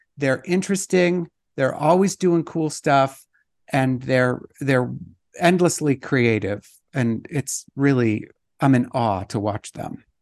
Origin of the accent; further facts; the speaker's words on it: Idaho, United States; now in Utah, United States; I'm from Idaho, and now I live in Utah, and the summer before I moved from Idaho to Utah